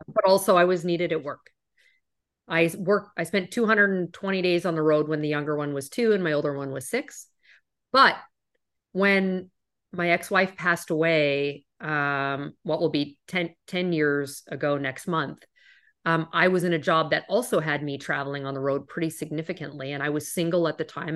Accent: Canada; moved away as an adult; now in United States; I'm originally from Canada. You might have heard that when I say out and about

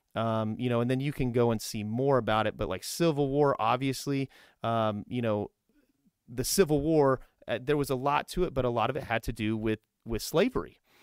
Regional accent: Kokomo, Indiana, United States; I'm originally from, like, Kokomo

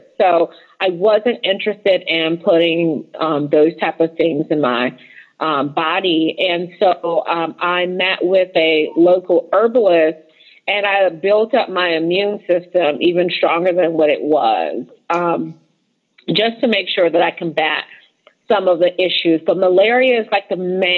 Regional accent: United States; we come from the United States

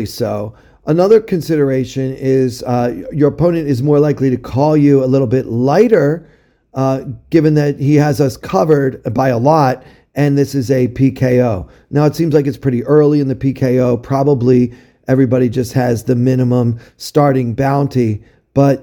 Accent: Maryland, United States; my home state of Maryland

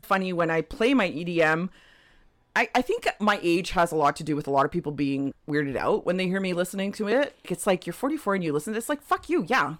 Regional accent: Toronto, Ontario, Canada; moved away as an adult; also born or lived in Terceira, Azores, Portugal; now in British Columbia, Canada; born in Portugal, lived in Toronto most of my life. So, my parents moved to Toronto when I was just under, uh, so they moved in January. I turned three in April

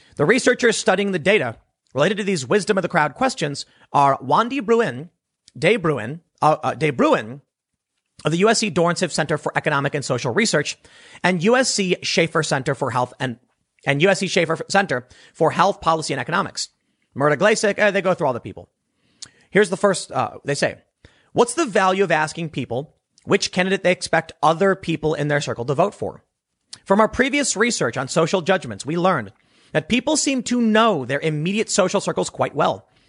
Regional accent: Chicago, Illinois, United States; people I grew up with in Chicago

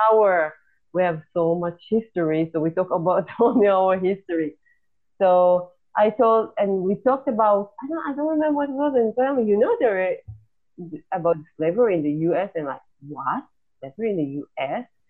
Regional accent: Israel; I just wanted to go back home to Israel

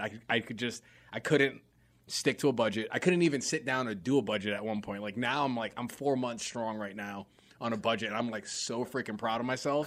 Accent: New York, United States; moved away as an adult; also born or lived in Greensboro, North Carolina; growing up in New York, which is just its own place in itself. And I grew up in very, like, uh, you know, inner, like, inner city type neighborhood

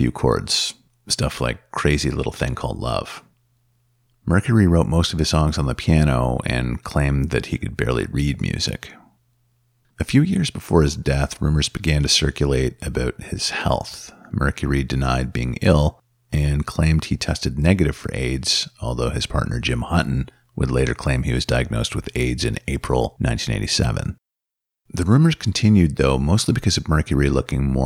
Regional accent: Northern Ontario, Canada; where I grew up in Northern Ontario

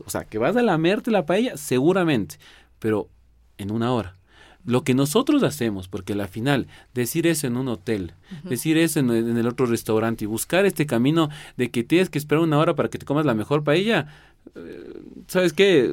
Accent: Quito, Pichincha, Ecuador; soy quiteño 100% y ecuatoriano de, de, orgullo total

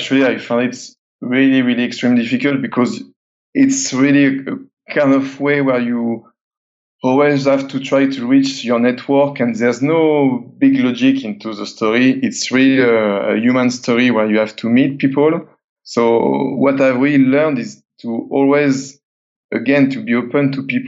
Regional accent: south of France, France; living in this very small area in the south of France. And it's kind of mountainous road

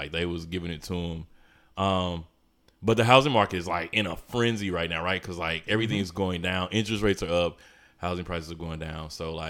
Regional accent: St. Louis, Missouri, United States; I'm from St. Louis.

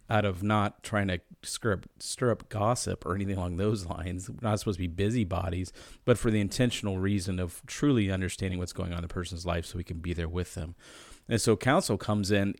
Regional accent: United States; as American Christians

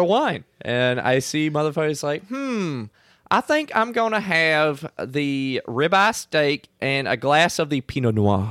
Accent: LaPlace, Louisiana, United States; moved away; also born or lived in Lexington, Kentucky; But I grew up in La Place, and everybody calls it La Place, you know?

